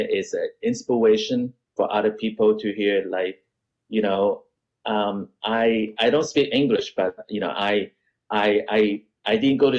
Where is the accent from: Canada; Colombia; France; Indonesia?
Canada; also born or lived in United States; because I was teenager and I, you know, I grew up in Canada and America.